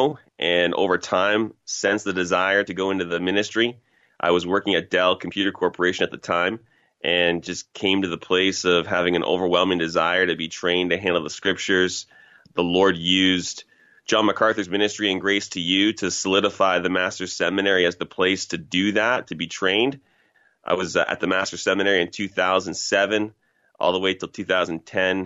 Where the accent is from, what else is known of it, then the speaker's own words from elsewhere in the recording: Toronto, Ontario, Canada; I'm from Toronto originally, grew up in a place called Scarborough, Ontario